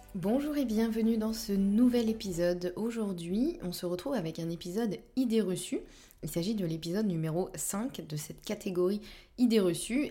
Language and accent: French; Normandy, France; je suis normande